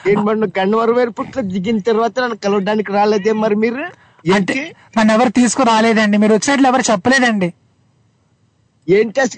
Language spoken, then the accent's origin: Telugu; Guntur, Andhra Pradesh, India; okay అయితే మాది గుంటూరు